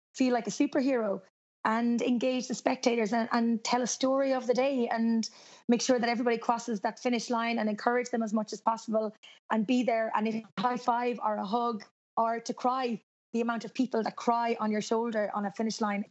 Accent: Cork, Munster, Ireland; now in Galway, Ireland; I'm from Cork, even though I live in Galway, which is on the west of Ireland

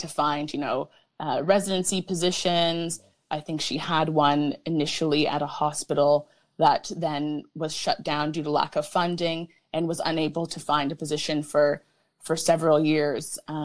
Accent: Hamilton, Ontario, Canada; also born or lived in Australia; now in Toronto, Canada; I grew up in a very privileged, very white community in Hamilton

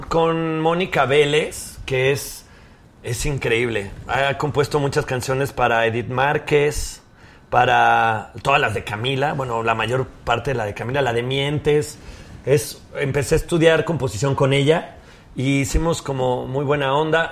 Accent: León, Guanajuato, Mexico; yo soy de León, Guanajuato

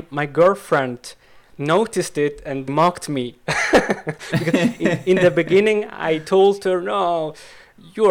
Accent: south of Switzerland, Switzerland; first language Swiss German; English is a second language; moved away as an adult; now in Basel, Switzerland; So I was near Italy. So I was in the south of Switzerland.

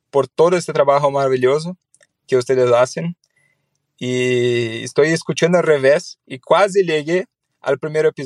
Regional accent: Brazil; Spanish is a second language; de Brasil.

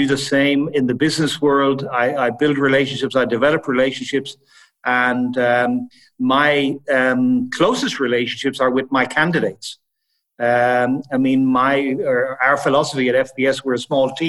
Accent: Ireland; moved away as an adult; also born or lived in Italy / Switzerland / Sweden / Netherlands; now in Frankfurt, Germany; I was born and raised in Ireland. And then I left Ireland in my early 20s

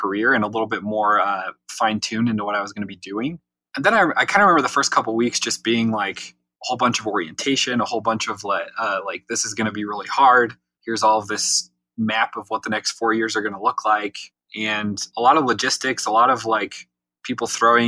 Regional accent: Utah, United States; I grew up in Utah. I was born here, been here pretty much my whole life.

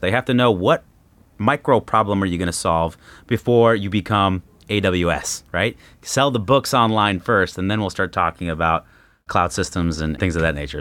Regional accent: Los Angeles, California, United States; moved away; also born or lived in Arizona; I grew up in Los Angeles

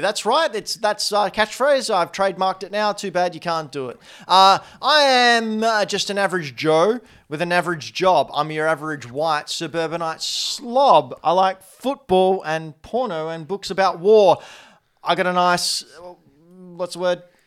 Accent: Australia; Say g'day, Cobber, 'cause we're Australian, mate

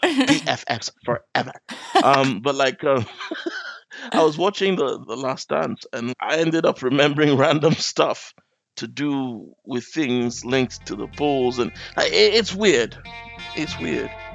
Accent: Nigeria; now in London, United Kingdom; my parents moved back when I was still quite little. So I spent half my life in Nigeria.

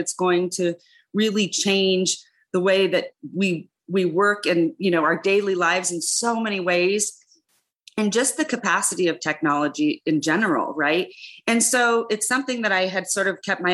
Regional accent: Reno, Nevada, United States; I was born and raised in Reno

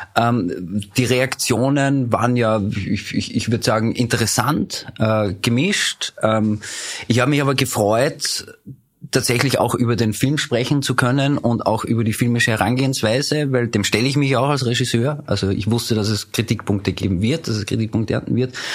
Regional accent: Upper Austria, Austria; moved away as an adult; now in Vienna, Austria; ich komme ursprünglich aus Oberösterreich, lebe seit 19 Jahren aber in Wien, bin nach dem Zivildienst nach Wien gezogen

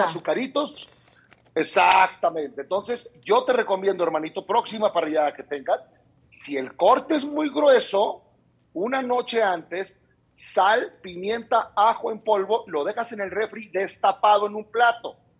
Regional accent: Mexicali, Baja California, Mexico; somos, acuérdate acá, los de Mexicali

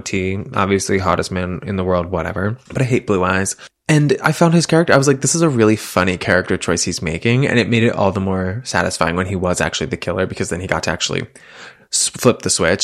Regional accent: Massachusetts, United States; I'm from Massachusetts

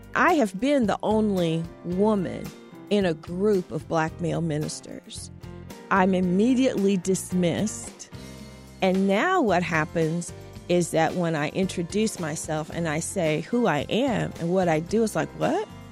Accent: Terre Haute, Indiana, United States; born or raised there

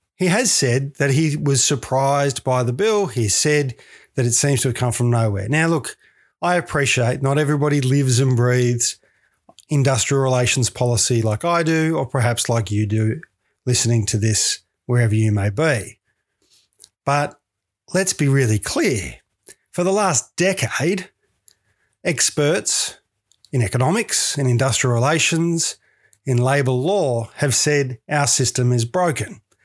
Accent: Victoria, Australia; moved away; in Victoria, my home state, which I do miss dearly

